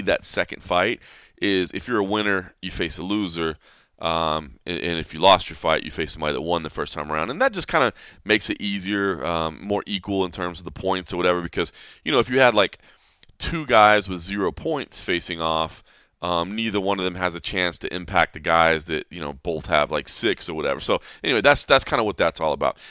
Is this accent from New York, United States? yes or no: no; DeSoto, Texas, United States; moved away; Uh, DeSoto actually i-, is where I, with this area, the Dallas-Fort Worth Metroplex